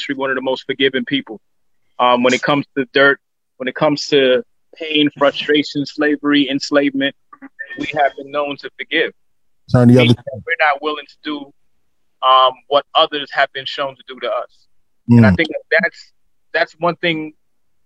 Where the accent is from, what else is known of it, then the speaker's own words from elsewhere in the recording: New York City, New York, United States; As a child growing up, I'm from Crown Heights.